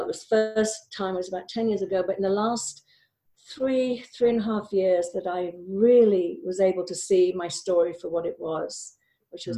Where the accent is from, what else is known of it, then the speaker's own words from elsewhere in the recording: Wales, United Kingdom; I grew up in Wales